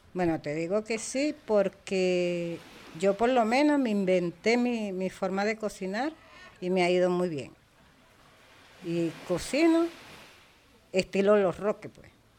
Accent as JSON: {"language": "Spanish", "area": "Margarita Island", "region": "Nueva Esparta", "country": "Venezuela", "said": "soy margariteña"}